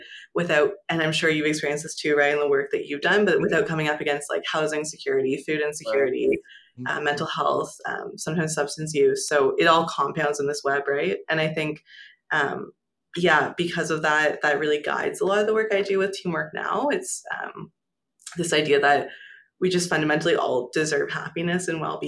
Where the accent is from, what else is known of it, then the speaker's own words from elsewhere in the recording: small island in Lake Ontario, rural Ontario, Canada; also born or lived in Toronto; I grew up in Ontario, so rural Ontario in a pretty small island off the coast of, I don't know if coast is the right word, but in Lake Ontario